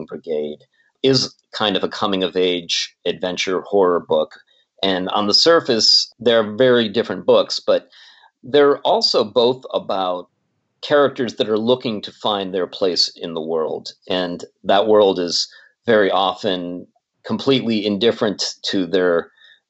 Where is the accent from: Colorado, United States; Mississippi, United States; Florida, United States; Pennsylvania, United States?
Pennsylvania, United States; Pittsburgh; moved away as an adult; now in Los Angeles, United States; I'm originally from Pittsburgh